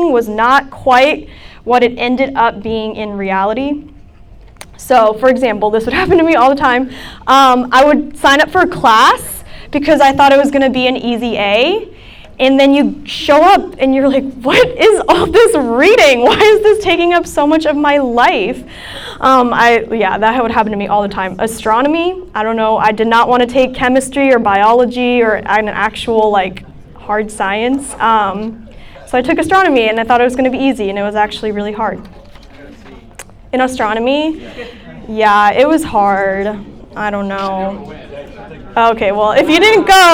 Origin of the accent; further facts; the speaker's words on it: New England, United States; I'm from New England